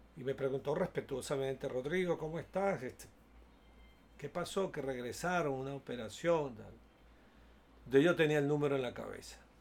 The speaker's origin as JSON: {"language": "Spanish", "country": "Venezuela", "said": "Tenía yo 11, 11 o 12 años de edad cuando se produjo un hecho político en mi país"}